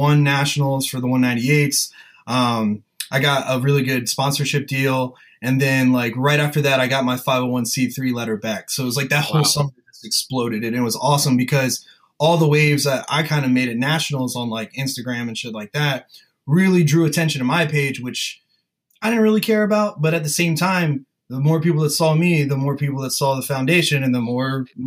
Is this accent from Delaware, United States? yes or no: yes; Sussex County, Delaware, United States; we're both from like Sussex County, Delaware and like lower Maryland area on the Eastern Shore